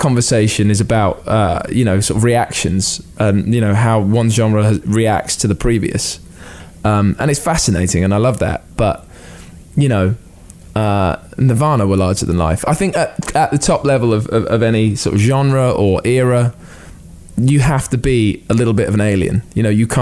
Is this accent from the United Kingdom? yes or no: yes; United Kingdom; as a British person